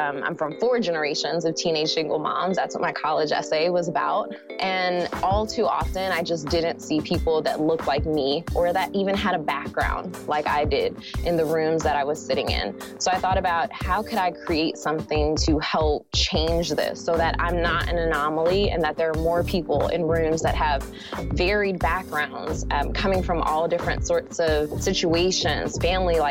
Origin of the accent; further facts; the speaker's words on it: New York City, New York, United States; I grew up in Brooklyn, New York.